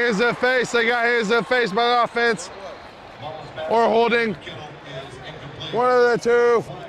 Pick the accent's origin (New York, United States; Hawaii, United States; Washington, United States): Washington, United States; Seattle; we are from Seattle